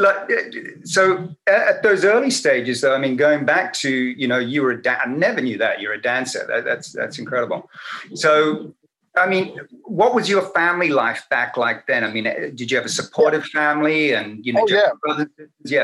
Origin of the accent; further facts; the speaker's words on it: Sydney, New South Wales, Australia; grew back up in Australia. You know, that's where I grew up.